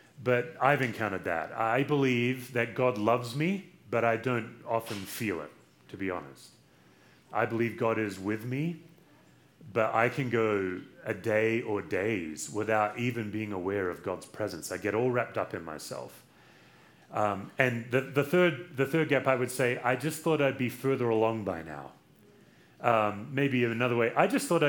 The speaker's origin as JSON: {"language": "English", "country": "Australia", "moved": "yes", "lives_now": "United States", "said": "I'm from Australia"}